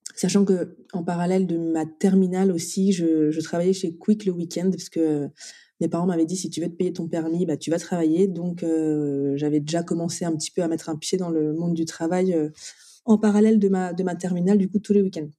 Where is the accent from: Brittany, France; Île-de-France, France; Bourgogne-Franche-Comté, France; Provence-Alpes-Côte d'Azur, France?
Brittany, France; Brest; moved away; also born or lived in Nantes / Nice; je suis née à Brest, donc je suis bretonne